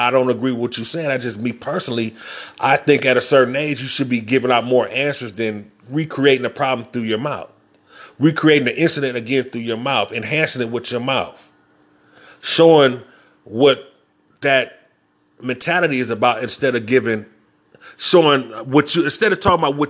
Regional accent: Inglewood, California, United States; I'm from Inglewood.

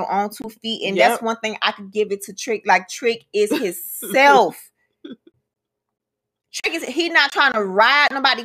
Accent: Miami, Florida, United States; that's the type of people that we are anyway from Miami.

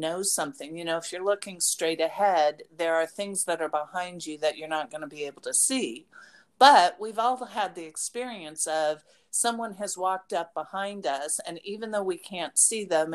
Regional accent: Las Vegas, Nevada, United States; moved away; when I grew up in Las Vegas

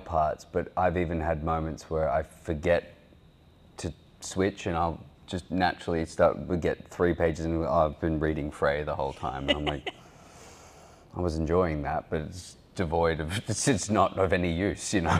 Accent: Australia; accent: Australian

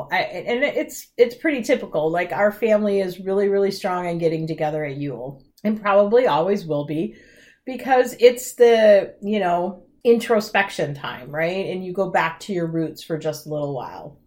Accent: Midwest, United States; I was raised in the Midwest

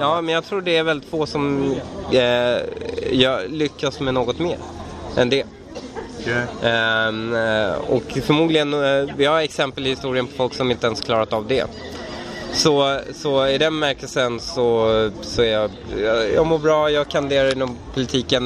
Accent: Sweden; also born or lived in Iran; jag känner mig iransk, eh, svensk-iransk. Jag känner mig uppvuxen här som en invandrare

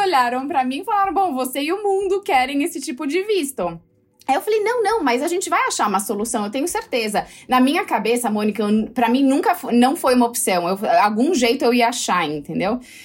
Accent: Brazil; eu sou brasileira

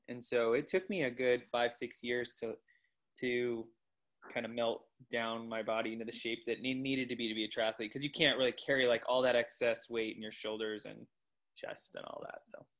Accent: Coeur d'Alene, Idaho, United States; I grew up in the Coeur d'Alene area. I went to Coeur d'Alene High School

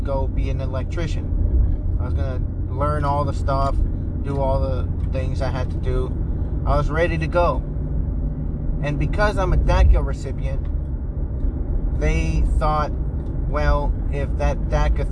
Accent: United States; I was raised here in America, or in the US

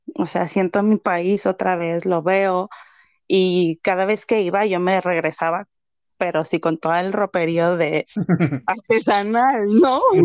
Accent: Mexico; now in Canada; como mexicana viviendo en el extranjero

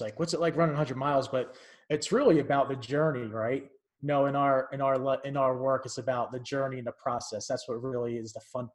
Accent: New Jersey, United States; moved away as an adult; also born or lived in upstate New York / Arizona; now in Los Angeles, United States; I'm from Jersey, South Jersey, and I left pretty much when I was 18 to college in upstate New York

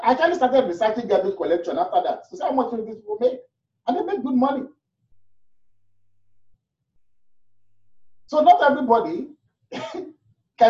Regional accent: Nigeria; moved away as an adult; now in Toronto, Canada; we're new from Nigeria

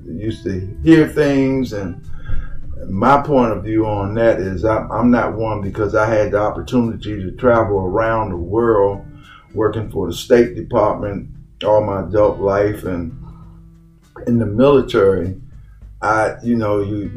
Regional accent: Washington, District of Columbia, United States; moved away as an adult; also born or lived in King George County, Virginia; now in Virginia, United States; I was born and raised in Washington, D.C.

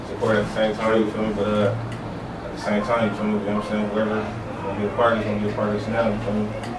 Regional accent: Long Beach, California, United States; young nigga out of Long Beach

